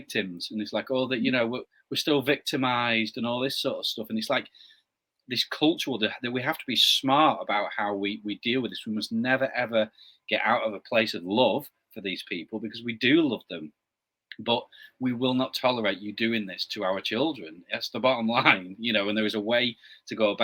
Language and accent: English; Blackpool, North West England, United Kingdom; in my hometown, I live on the northwest coast, a little town called Blackpool